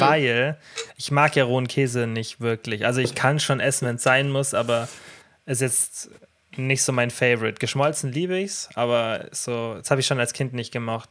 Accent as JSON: {"language": "German", "area": "Allgäu", "region": "Bavaria", "country": "Germany", "said": "bei uns im Allgäu"}